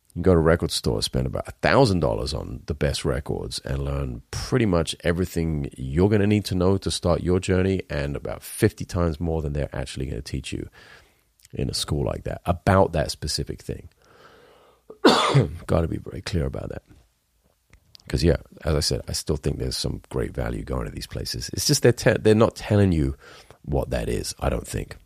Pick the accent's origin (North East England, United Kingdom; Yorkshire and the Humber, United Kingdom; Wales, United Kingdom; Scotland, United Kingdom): Wales, United Kingdom; I'm Welsh.